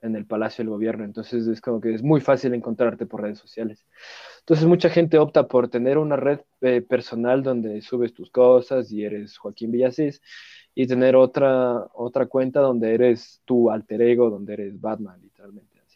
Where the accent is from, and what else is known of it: Ecuador